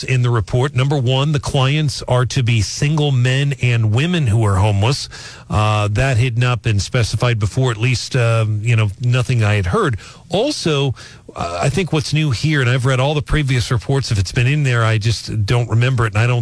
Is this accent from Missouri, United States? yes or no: yes; North St. Louis County, Missouri, United States; growing up in North St. Louis County